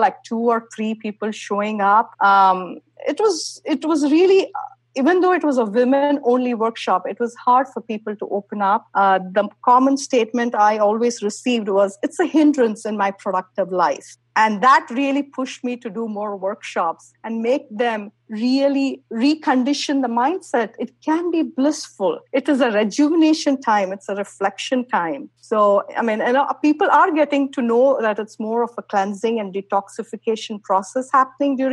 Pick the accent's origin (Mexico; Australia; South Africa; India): India; moved away; growing up in India, menstruation was a big taboo